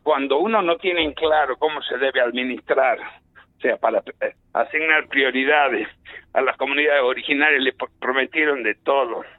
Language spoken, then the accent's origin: Spanish; Argentina; Yo soy argentino